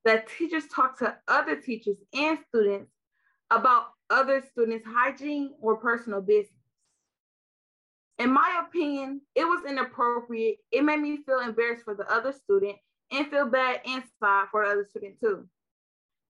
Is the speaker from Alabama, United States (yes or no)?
no; Milwaukee, Wisconsin, United States; from Milwaukee, Wisconsin.